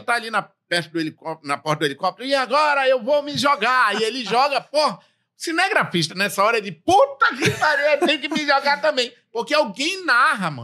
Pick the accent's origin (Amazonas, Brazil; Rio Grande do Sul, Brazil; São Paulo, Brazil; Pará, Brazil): Amazonas, Brazil; interior of Amazonas state, Brazil; eu que venho do interior do estado do Amazonas